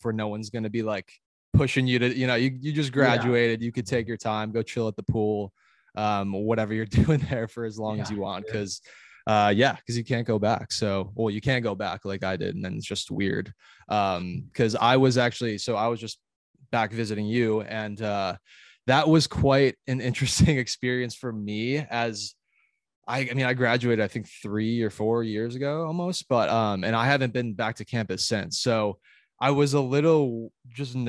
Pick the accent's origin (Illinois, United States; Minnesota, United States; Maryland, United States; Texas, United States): Illinois, United States; moved away as an adult; also born or lived in Alabama; I was from Illinois going to Alabama